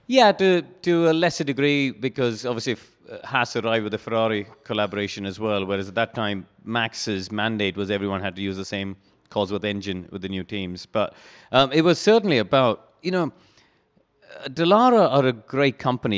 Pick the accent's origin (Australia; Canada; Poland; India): India; moved away as an adult; also born or lived in Brackley, England; growing up in India